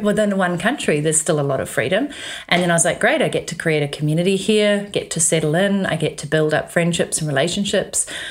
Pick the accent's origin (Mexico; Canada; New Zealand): New Zealand; moved away as an adult; also born or lived in London, England; growing up in New Zealand, you do actually have a certain amount of freedom that is just inbuilt